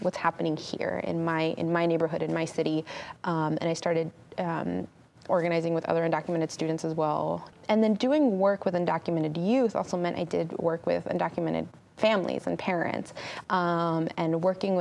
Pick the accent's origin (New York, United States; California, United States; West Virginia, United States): California, United States; growing up in California, I grew up in the 90s, I lived a pretty regular 90s kid life